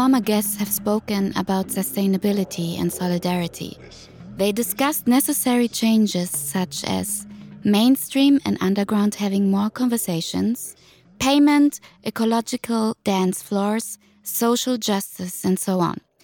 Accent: Germany; I'm a first generation Tunisian migrant, working class child, born and raised in Germany.

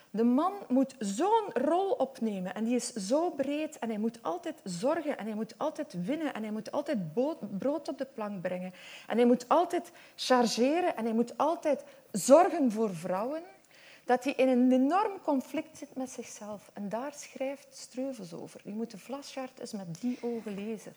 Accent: Westhoek, Flanders, Belgium; accent: West Flemish; Ik kom echt uit de Westhoek en ik ben echt opgegroeid

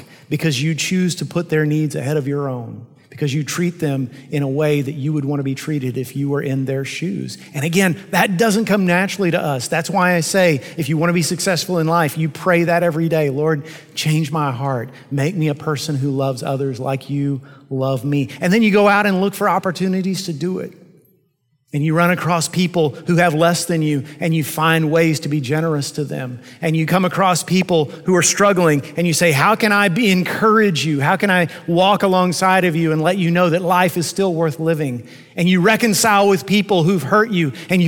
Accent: United States; I'm an American pastor in the 21st century

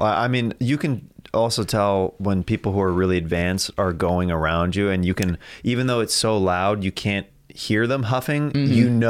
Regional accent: Kansas, United States; So dude, I'm from Kansas.

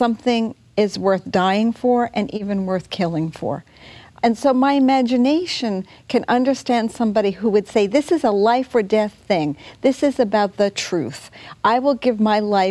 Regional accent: United States; as an American

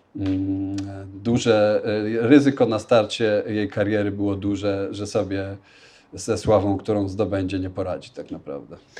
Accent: Leszno, Greater Poland, Poland; also born or lived in New York, United States; now in Warsaw, Poland; Nie pochodzę z Warszawy, ale jestem, pochodzę z Leszna w Wielkopolsce

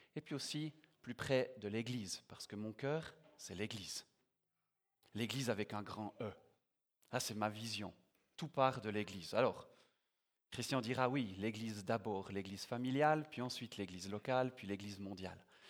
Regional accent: Biel/Bienne, Bern, Switzerland; moved away as an adult; now in Yverdon, Switzerland; j'ai grandi à Bienne, mais j'y habite plus depuis quelques années. J'habite à Yverdon.

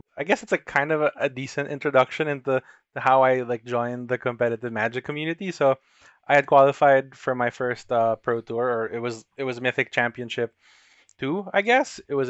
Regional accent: Philippines; from the Philippines.

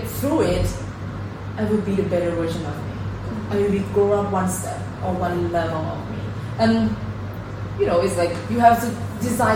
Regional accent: Chonburi, Thailand; moved away as an adult; now in Buriram, Thailand; I'm from Chonburi

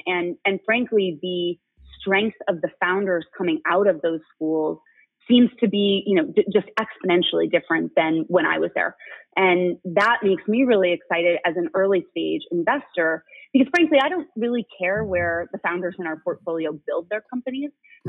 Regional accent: Boston, Massachusetts, United States; moved away as an adult; also born or lived in Wellesley, Massachusetts / New York / San Francisco / Los Angeles; I grew up in Boston, went to undergrad at Harvard, and then moved away from Boston for the next 15 or so years. Was in New York, then San Francisco, LA, and then in the Midwest in Cleveland, Ohio.

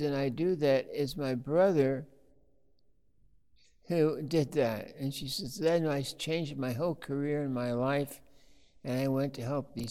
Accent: Blue Mountains of Oregon, United States; I'm from the Blue Mountains of Oregon

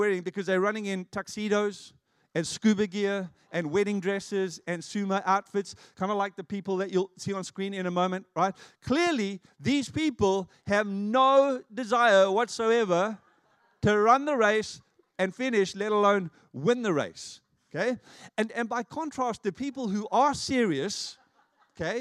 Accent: South Africa; moved away; I was growing up in South Africa

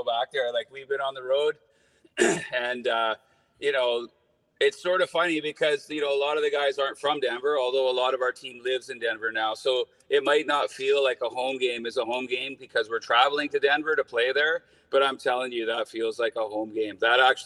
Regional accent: New Westminster, British Columbia, Canada; I'm from New West

